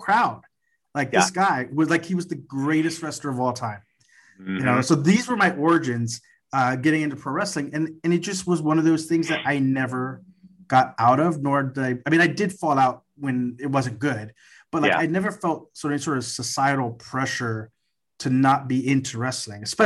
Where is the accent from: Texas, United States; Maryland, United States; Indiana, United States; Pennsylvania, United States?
Texas, United States; Corpus Christi; moved away as an adult; now in San Antonio, United States; I grew up in Corpus Christi, which is just down the road from where I'm at. I'm in San Antonio at the time of this recording.